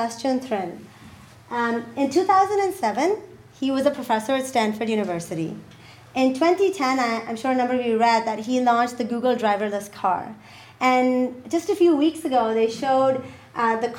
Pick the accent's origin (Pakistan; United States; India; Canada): Pakistan; I come from Pakistan.